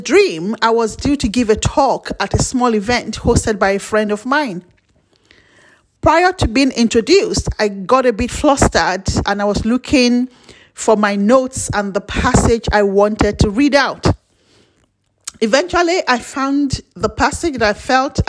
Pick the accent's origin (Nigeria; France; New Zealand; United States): Nigeria; As a Nigerian